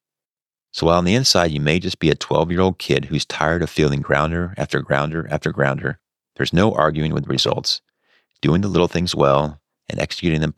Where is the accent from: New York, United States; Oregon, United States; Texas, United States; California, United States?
California, United States; As a kid growing up in California